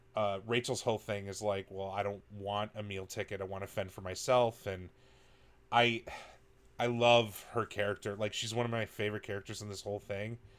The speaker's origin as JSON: {"language": "English", "region": "Wisconsin", "country": "United States", "said": "I'm from Wisconsin"}